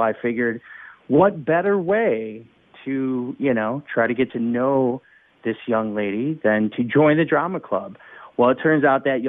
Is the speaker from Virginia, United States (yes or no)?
no; Chicago, Illinois, United States; I was born here in Chicago in the early 70s. And, I was born on the north side of Chicago